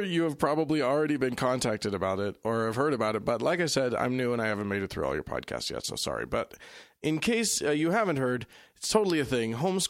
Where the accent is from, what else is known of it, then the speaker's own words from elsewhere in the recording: Pennsylvania, United States; I'm originally from Southern York County, and 50-plus years ago, I got a third prize in a DAR contest where the topic was life in York when it was the capital.